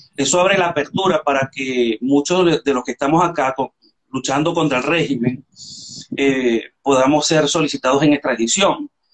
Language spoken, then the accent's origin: Spanish; Venezuela; moved away as an adult; now in Spain; yo tengo siete años que salí de Venezuela